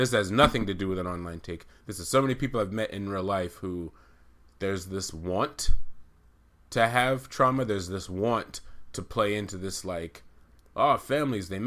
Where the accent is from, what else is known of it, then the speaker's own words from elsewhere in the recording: Amherst, Massachusetts, United States; also born or lived in St. Albans, Queens, New York; We both grew up in Amherst, which is a nice liberal college town